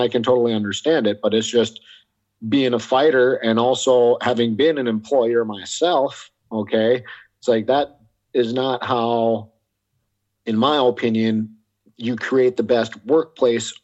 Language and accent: English; United States; I was born in the States, grew up in the States, but ethnically I'm half Korean